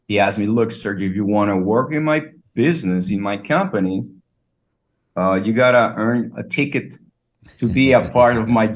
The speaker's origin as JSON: {"language": "English", "region": "Sonora", "country": "Mexico", "tie": "born or raised there", "said": "I live in Mexico, like you're saying, and I was born here. I live in the state of Sonora"}